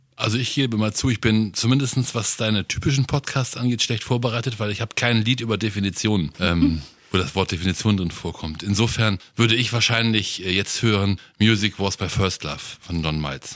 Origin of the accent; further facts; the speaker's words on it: North Rhine-Westphalia, Germany; ich bin ja aus Nordrhein-Westfalen